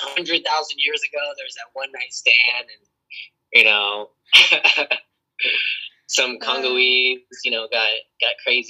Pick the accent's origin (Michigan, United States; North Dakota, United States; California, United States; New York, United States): California, United States; Orange County; I grew up in Orange County around white people, so... People automatically assume I was white.